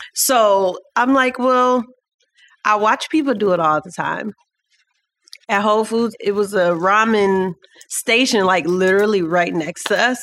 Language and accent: English; Cleveland, Ohio, United States; We're all here from Cleveland